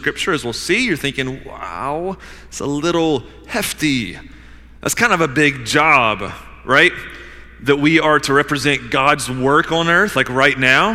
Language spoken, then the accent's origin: English; Georgia, United States; I grew up in Georgia, playing in creeks and climbing trees and shooting cows